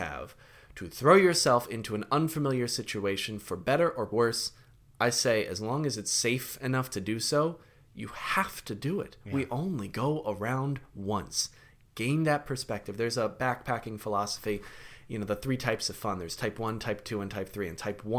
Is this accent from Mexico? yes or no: no; London, United Kingdom; I've been to London. I grew up in London.